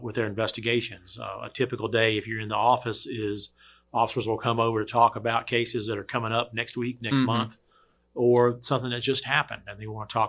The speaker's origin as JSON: {"language": "English", "town": "Danville", "region": "Virginia", "country": "United States", "tie": "born or raised there", "also_born_or_lived": "Greenville, North Carolina", "said": "I was born and raised in Danville"}